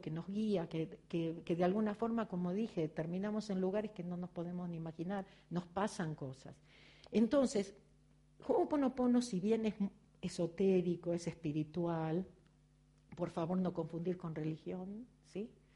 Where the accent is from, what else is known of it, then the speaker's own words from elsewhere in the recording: Argentina; accent: Argentine; moved away as an adult; now in Los Angeles, United States; se dieron cuenta por mi acento que soy argentina.